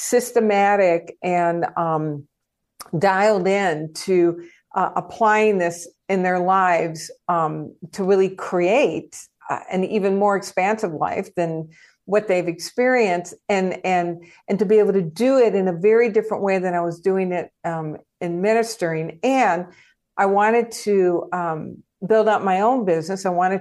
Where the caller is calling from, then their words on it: Tucson, Arizona, United States; I am in Tucson, Arizona.